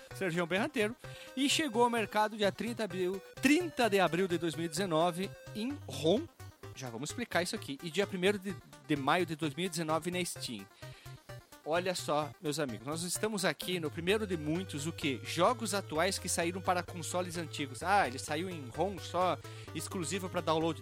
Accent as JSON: {"language": "Portuguese", "town": "Bento Gonçalves", "region": "Rio Grande do Sul", "country": "Brazil", "tie": "born or raised there", "said": "Eu nasci em Bento Gonçalves"}